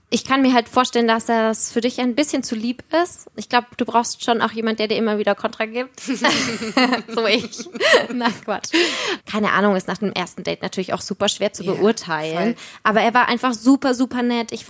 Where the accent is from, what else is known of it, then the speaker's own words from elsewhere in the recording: Bavaria, Germany; Aber ich komme ja auch aus Franken ursprünglich. Ich fand das natürlich mega. Ein Franke.